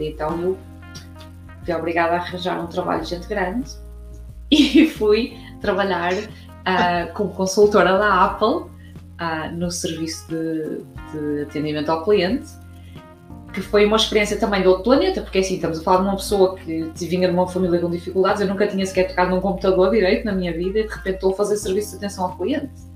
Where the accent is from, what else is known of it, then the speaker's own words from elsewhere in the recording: Braga, Norte, Portugal; now in Cork, Ireland; sou portuguesa de uma cidade chamada Braga, mas vivo em Cork, na Irlanda